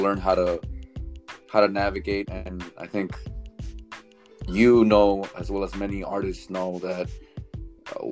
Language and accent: English; Los Angeles, California, United States; I was actually born and raised in Hollywood. Went to Hollywood High, born Hollywood Presbyterian.